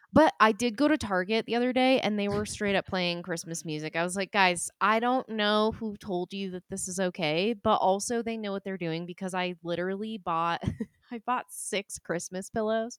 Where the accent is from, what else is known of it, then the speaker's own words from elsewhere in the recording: New Hampshire, United States; I was born in New Hampshire